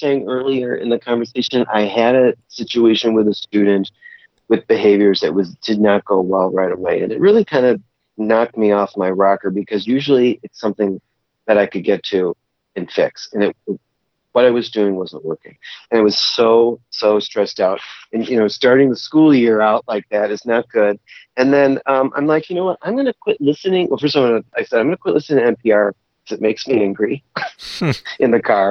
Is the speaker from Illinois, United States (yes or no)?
yes; Chicago, Illinois, United States; now in Wisconsin, United States; I'm from Chicago